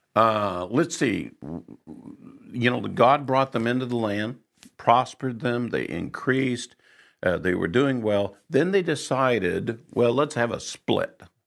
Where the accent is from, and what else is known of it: United States